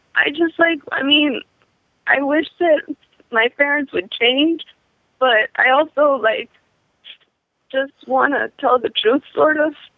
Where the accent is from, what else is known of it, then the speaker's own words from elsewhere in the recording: Washington, District of Columbia, United States; I'm from Washington D.C.